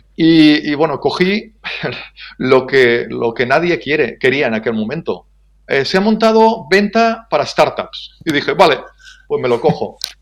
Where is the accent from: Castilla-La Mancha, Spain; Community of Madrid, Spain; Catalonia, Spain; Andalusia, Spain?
Catalonia, Spain; Ebro Delta; nací hace 51 años en, en, el Delta del Ebro